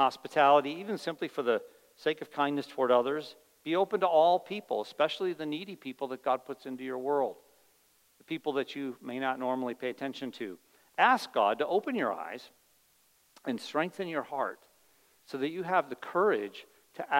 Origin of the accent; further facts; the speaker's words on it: United States; as an American